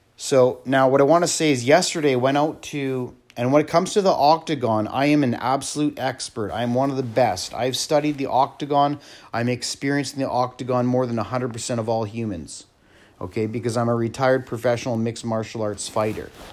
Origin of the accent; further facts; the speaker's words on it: Canada; I come from Canada